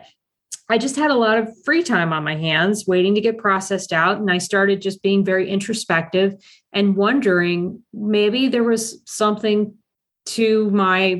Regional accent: Columbus, Ohio, United States; I'm originally from Columbus, Ohio, and I was adopted through Catholic Social Services

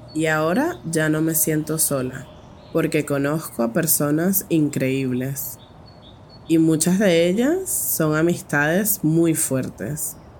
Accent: Caracas, Capital District, Venezuela; tengo 19 años y soy de Caracas, la capital de Venezuela

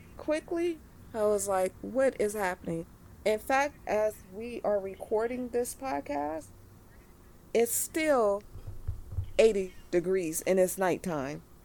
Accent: Los Angeles, California, United States; I'm from Los Angeles

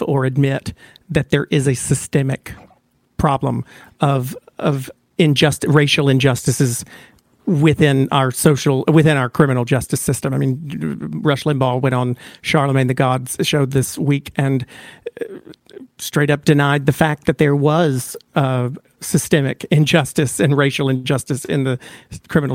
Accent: the South, United States; I grew up in the South

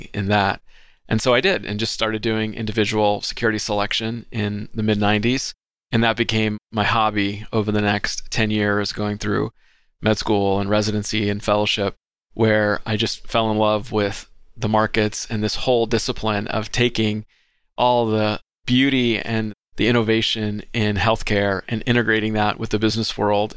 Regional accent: Southern California, United States; I was born and raised in Southern California

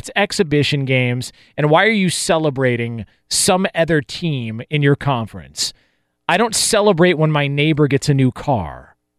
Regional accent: Western United States, United States; I was born and raised in Pac-12 country.

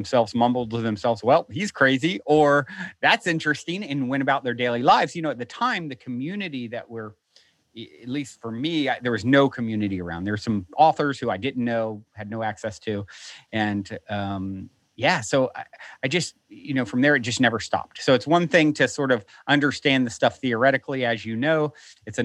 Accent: Virginia, United States; now in Los Angeles, United States; I was raised in Virginia, very conservative Christian

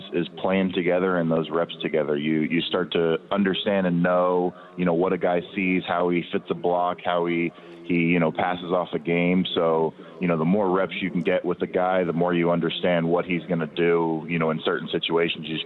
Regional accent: Southlake, Texas, United States; I grew up in South Lake for, you know, nearly all my life. My parents moved there when I was, you know, 3 to 6 months old

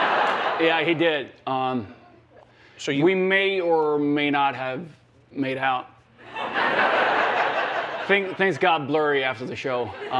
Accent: Sweden; I was born in Sweden, and I'm from a Swedish family.

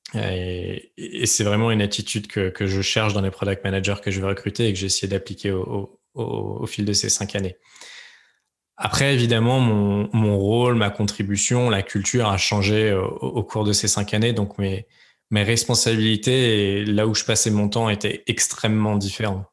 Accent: Lyon, Auvergne-Rhône-Alpes, France; moved away as an adult; also born or lived in Aix-en-Provence / Paris / San Francisco; j'ai grandi principalement à Lyon

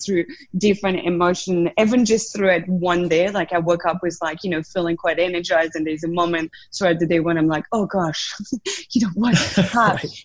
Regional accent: south of France, France; accent: French; English is a second language; moved away as an adult; I grew up in France, in the south of France. That's the accent still there

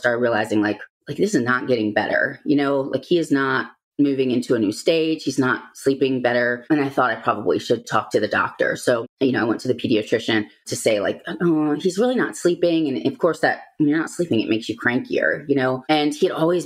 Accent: Virginia, United States; also born or lived in Georgia; we're both from Virginia

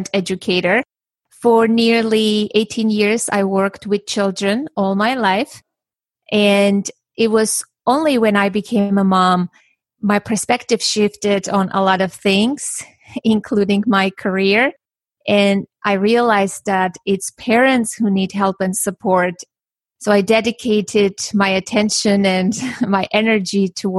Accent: Armenia; now in United States; I was born and raised in Armenia

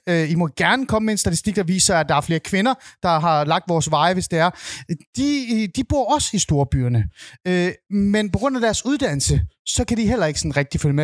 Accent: North Zealand, Capital Region of Denmark, Denmark; Jeg er vokset op i Nordsjælland

